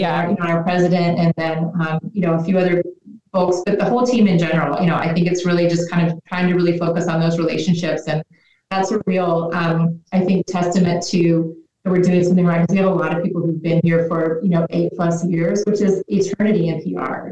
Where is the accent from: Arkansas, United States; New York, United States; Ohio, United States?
Arkansas, United States; Little Rock; moved away; also born or lived in Los Angeles; I'm from Little Rock, Arkansas, which would be like a tier D market